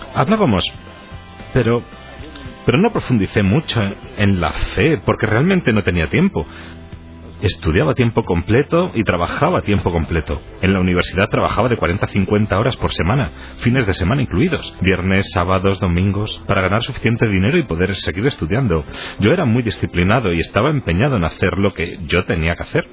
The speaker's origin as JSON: {"language": "Spanish", "town": "Cincinnati", "region": "Ohio", "country": "United States", "tie": "born or raised there", "also_born_or_lived": "Indiana / Cleveland, Ohio", "said": "Nací en Indiana, viví por un tiempo en Cleveland, pero sobre todo en Cincinnati, Ohio."}